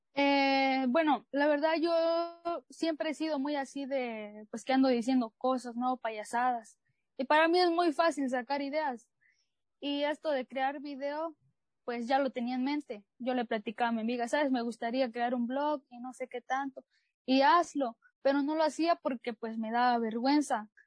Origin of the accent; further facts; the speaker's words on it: Chiapas, Mexico; soy chiapaneca de corazón